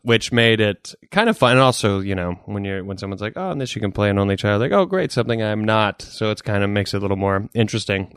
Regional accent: the South, United States; growing up in the South

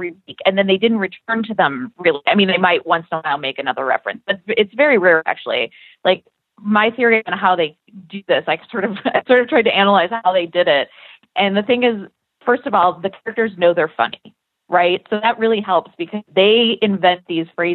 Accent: Midwest, United States; I'm a Shiksa from the Midwest

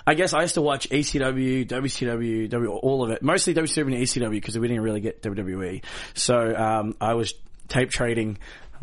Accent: Australia; I was born in Australia

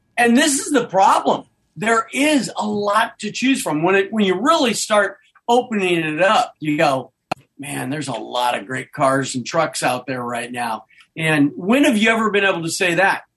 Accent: Nebraska, United States; moved away; I grew up in Nebraska

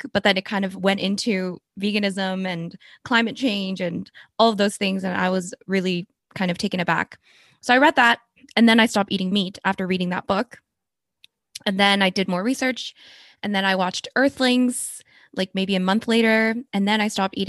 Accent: South Korea; moved away; I was born in Korea

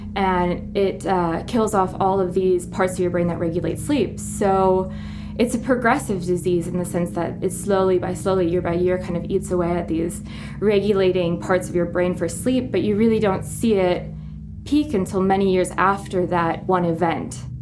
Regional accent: Midwest, United States; moved away as an adult; now in Nairobi, Kenya; where I grew up in the Midwest

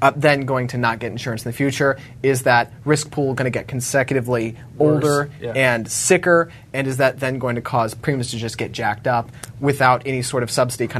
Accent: Richmond, Virginia, United States; my hometown of Richmond, Virginia

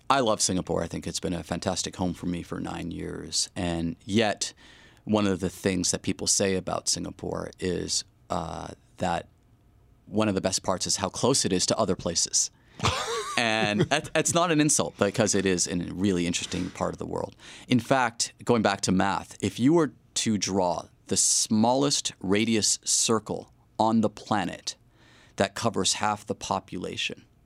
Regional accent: Montreal, Quebec, Canada; But again, I'm from Montreal.

